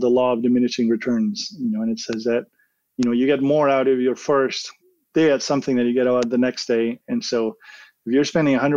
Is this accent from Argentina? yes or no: yes; Argentina; moved away as an adult; also born or lived in California, United States; now in United States; I was born and raised in Argentina. I moved to the U.S. to go